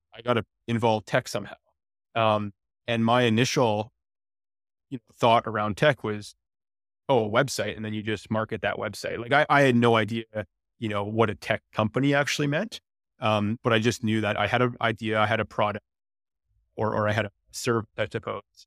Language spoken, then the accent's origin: English; Comox, British Columbia, Canada; moved away; also born or lived in Victoria; I'm from Vancouver Island. I grew up in Comox